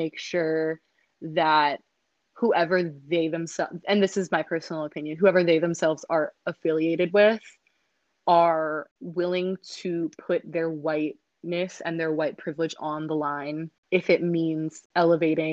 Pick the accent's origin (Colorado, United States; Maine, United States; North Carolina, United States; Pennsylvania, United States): Maine, United States; moved away as an adult; I grew up in Maine, very, very white place